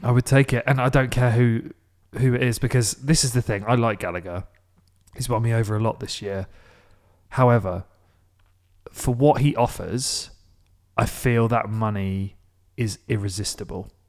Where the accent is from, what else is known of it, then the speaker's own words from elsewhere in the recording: Maidstone, South East England, United Kingdom; my hometown is Maidstone